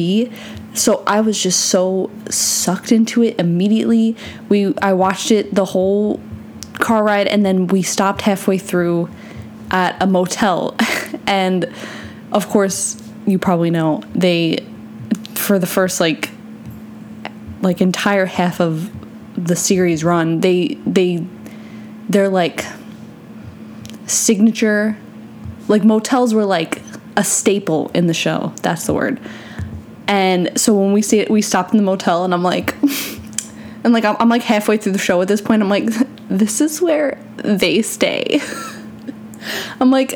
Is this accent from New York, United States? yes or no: yes; New York, United States; now in Florida, United States; I'm from New York